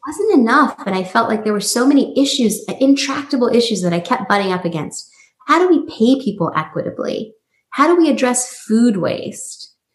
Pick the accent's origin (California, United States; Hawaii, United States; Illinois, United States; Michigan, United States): California, United States; San Francisco; also born or lived in New York; move back to the Bay Area, you know, which is my hometown, San Francisco